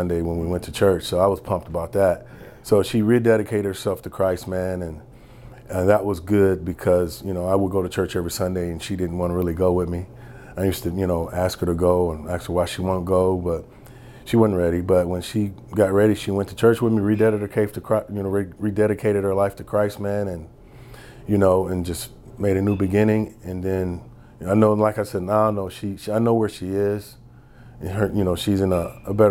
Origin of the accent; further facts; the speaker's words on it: Detroit, Michigan, United States; moved away as an adult; also born or lived in Kentucky; coming to Kentucky from Detroit.